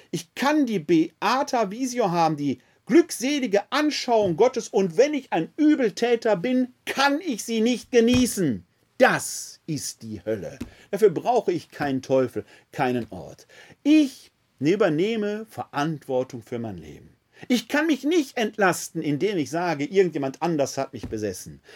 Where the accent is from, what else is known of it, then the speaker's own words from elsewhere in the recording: Essen, North Rhine-Westphalia, Germany; Ich bin ein Kind des Ruhrgebietes. Vor 50 Jahren, meinem Elternhaus im Schöllerpatt in Essen-Altendorf, konnten wir noch die Zechen sehen